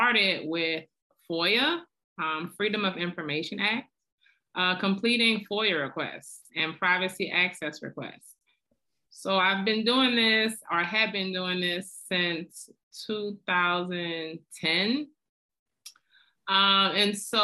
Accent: New Orleans, Louisiana, United States; now in Atlanta, United States; I am born and raised in New Orleans

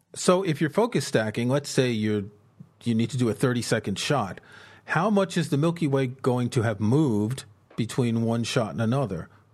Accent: New York City, New York, United States; moved away; also born or lived in southern France; I grew up in the States in New York City.

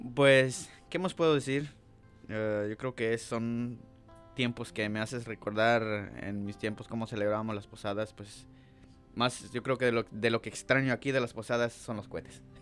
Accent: Santa Eulalia, Huehuetenango, Guatemala; now in United States; yo soy de Guatemala, eh, departamento de Huetenango, del municipio Santa Eulalia y al final de la aldea Temuch Grande. De ahí, ahí nací y pues de niño

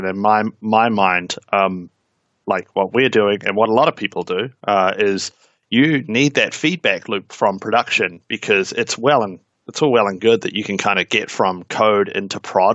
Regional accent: New Zealand; accent: Kiwi; I'm a Kiwi, hence the accent. I'm down here in New Zealand

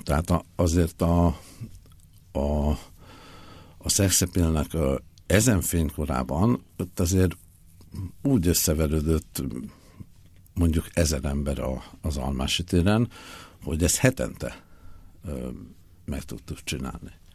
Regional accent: Budapest, Hungary; moved away as an adult; Én Budapesten születtem, és e, 1993-ig e, ott is éltem

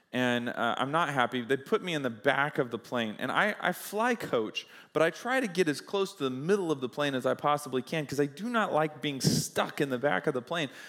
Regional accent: United States; I'm an American, so that means that, uh, I'm, I experience American living, American life

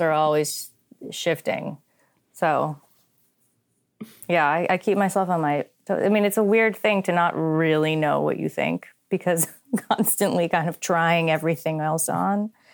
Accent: New England, United States; I'm from New England.

